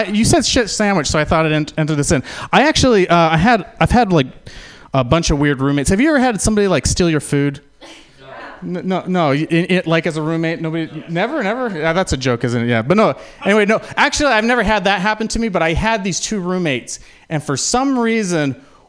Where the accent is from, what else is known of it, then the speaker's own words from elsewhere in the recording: San Francisco, California, United States; born there; also born or lived in Utah; I was born in San Francisco